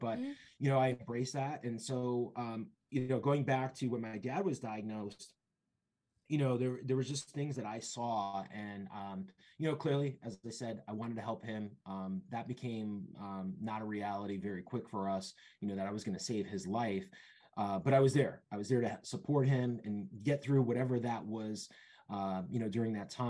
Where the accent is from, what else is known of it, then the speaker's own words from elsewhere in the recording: Bridgeport, Connecticut, United States; also born or lived in Rhode Island / Boston / Seymour, Connecticut; I'm originally from Bridgeport, Connecticut. I've been born and raised in Connecticut